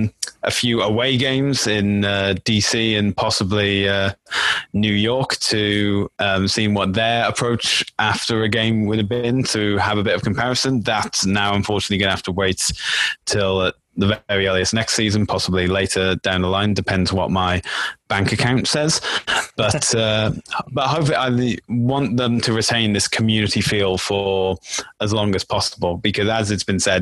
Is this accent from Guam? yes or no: no; United Kingdom; now in Toronto, Canada; as a Brit, it's been difficult to explain to my friends back in the UK